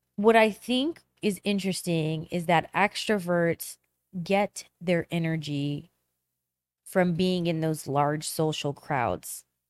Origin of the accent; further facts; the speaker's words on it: Chicago, Illinois, United States; I'm from Chicago